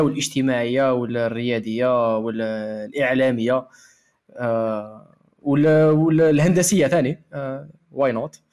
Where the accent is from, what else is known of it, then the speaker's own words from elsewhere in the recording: Algeria; أنا جزائري